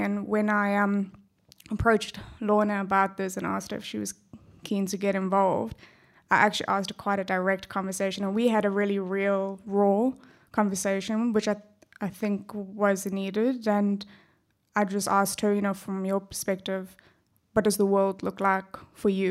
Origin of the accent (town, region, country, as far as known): South Africa; accent: South African; also born or lived in Perth, Australia; now in Australia